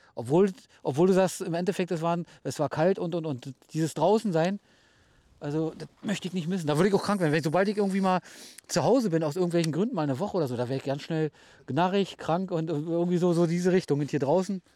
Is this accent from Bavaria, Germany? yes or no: no; Hennigsdorf, Brandenburg, Germany; moved away as an adult; also born or lived in Rüdersdorf; now in Rügen, Germany; aus Brandenburg, genau. Also wie gesagt, geboren in Rüdersdorf, also gleich um die Ecke bei euch. Dann äh, in Henningsdorf meine Jugend verbracht.